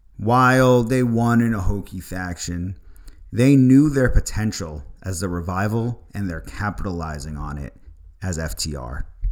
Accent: Long Island, New York, United States; I'm a kid from Long Island

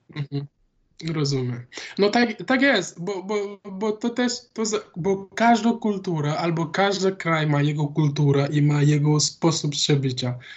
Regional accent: Dakar, Senegal; Polish is a second language; moved away as an adult; now in Wrocław, Poland; z Dakaru pochodzę.

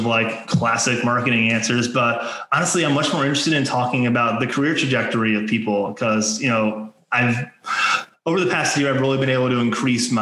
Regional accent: Maryland, United States; I grew up in Maryland

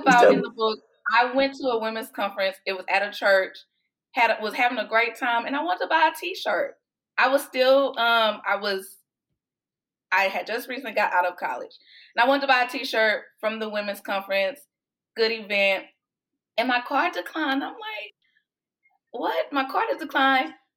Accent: Houston, Texas, United States; moved away as an adult; now in Austin, United States; I am originally from Houston, and I've been in Austin for about 14 years now.

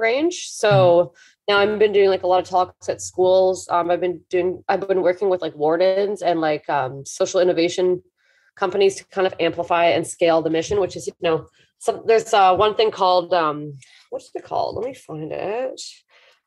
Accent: Hamilton, Ontario, Canada; also born or lived in Toronto; my hometown, Hamilton

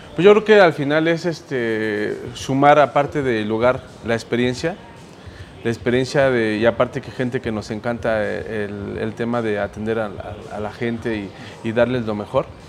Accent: Mexico; como mexicanos

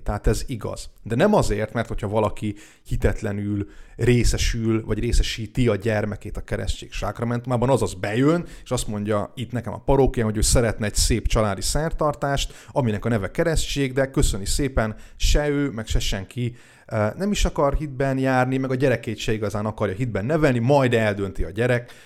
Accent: Hungary; also born or lived in Biharnagybajom / Túrkeve; now in Dunaújváros, Hungary; a szülőfalumból, Bihar nagybajon vagy Túrkevéről

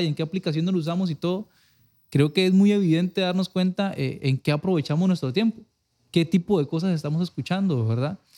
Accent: Liberia, Guanacaste, Costa Rica; soy de aquí de Liberia

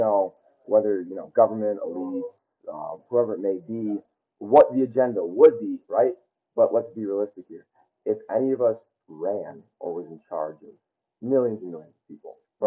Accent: Chicago, Illinois, United States; I'm from Chicago.

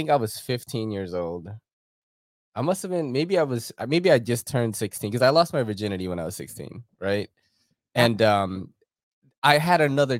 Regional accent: New York City, New York, United States; We're from Queens.

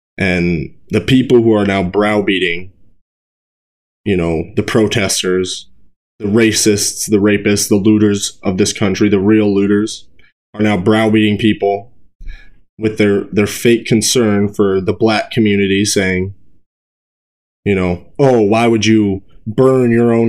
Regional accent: Brookings, South Dakota, United States; in my hometown where I'm at in Brookings

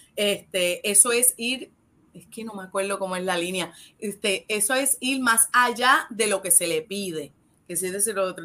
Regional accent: Ponce, Puerto Rico; en donde yo me crié, en Las Delicias, en Ponce

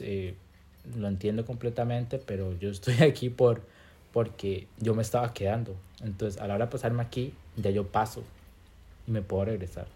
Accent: Limón, Costa Rica; soy de Limón

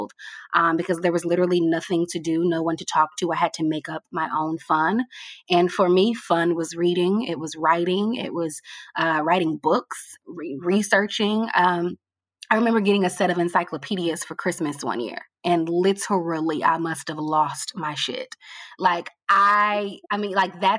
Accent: Fort Worth, Texas, United States; also born or lived in Louisiana; I'm from Fort Worth, the Dallas-Fort Worth area. And I lived there my entire life with the exception of college.

